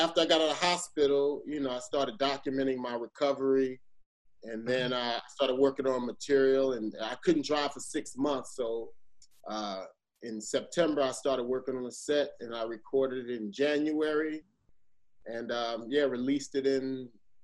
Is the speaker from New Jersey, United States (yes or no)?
yes; Perth Amboy, New Jersey, United States; moved away as an adult; also born or lived in Elizabeth, New Jersey / Cuthbert, Georgia / South Florida; I'm from New Jersey. Yeah, I'm from Jersey. I was born in Elizabeth.